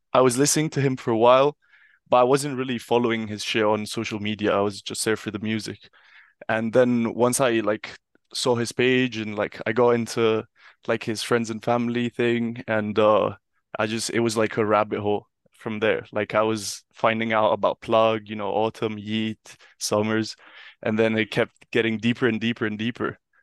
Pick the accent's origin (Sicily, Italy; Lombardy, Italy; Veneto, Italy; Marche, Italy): Lombardy, Italy; Milan; moved away as an adult; also born or lived in United Kingdom; I grew up in Milan